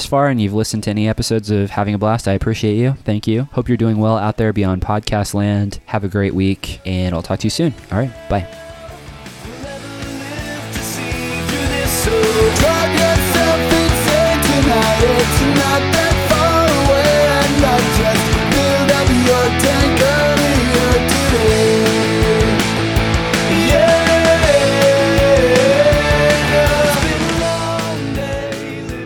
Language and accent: English; Kansas City, United States; that was in Kansas City, my hometown